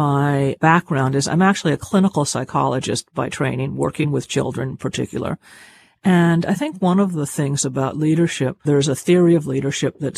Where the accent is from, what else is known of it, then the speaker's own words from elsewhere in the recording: Cuba; I'm Cuban in terms of, you know, I was born in Cuba and I was raised in a Cuban family, a big, loud Cuban family